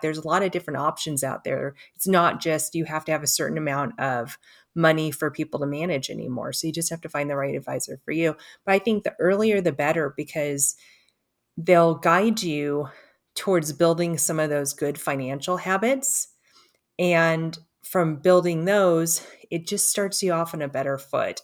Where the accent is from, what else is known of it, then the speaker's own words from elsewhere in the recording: Los Angeles, California, United States; I grew up in Los Angeles